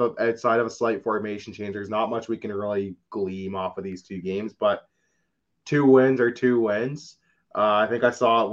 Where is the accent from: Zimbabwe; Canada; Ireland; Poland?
Canada; I'm Canadian